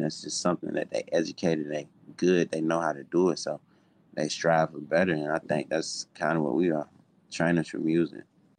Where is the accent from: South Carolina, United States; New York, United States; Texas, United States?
South Carolina, United States; now in Atlanta, United States; And I'm not from Atlanta. I moved to Atlanta from South Carolina.